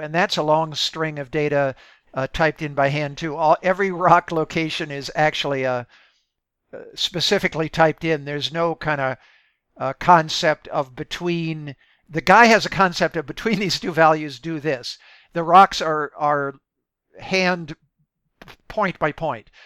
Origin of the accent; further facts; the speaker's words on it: Midwest, United States; I, I grew up in the Midwest